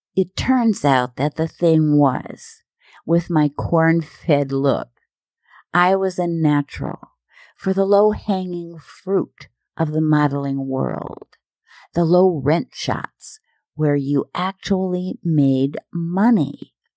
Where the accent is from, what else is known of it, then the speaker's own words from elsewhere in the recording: Minnesota and Iowa, United States; moved away; I'm from Minnesota and Iowa, and I'm Norwegian